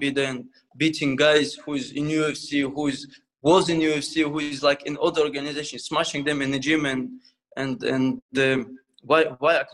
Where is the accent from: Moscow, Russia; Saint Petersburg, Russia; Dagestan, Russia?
Dagestan, Russia; English is a second language; now in United Kingdom; I came from Russia, you know, from Dagestan, and in this country, don't know language, like a refugee